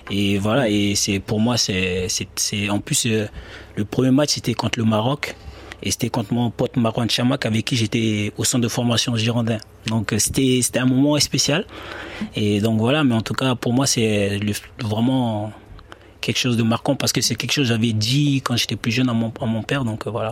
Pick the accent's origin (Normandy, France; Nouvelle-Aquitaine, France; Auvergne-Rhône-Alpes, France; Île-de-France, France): Nouvelle-Aquitaine, France; Bordeaux; born or raised there; now in Besançon, France